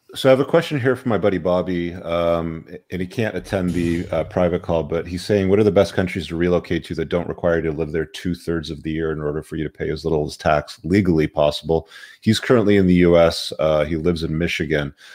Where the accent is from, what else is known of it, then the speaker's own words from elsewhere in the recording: United Kingdom; I was born in the United Kingdom